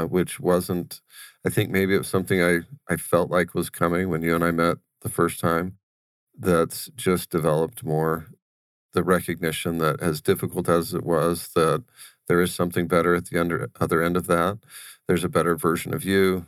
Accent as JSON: {"language": "English", "town": "Wickenburg", "region": "Arizona", "country": "United States", "tie": "born or raised there", "said": "we grew up in Wickenburg"}